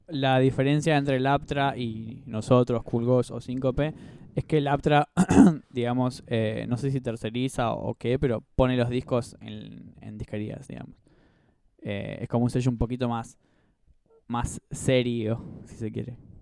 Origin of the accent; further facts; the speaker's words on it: José C. Paz, Buenos Aires Province, Argentina; now in Buenos Aires, Argentina; yo soy de José Paz. Eh, bueno, ahora vivo en Capital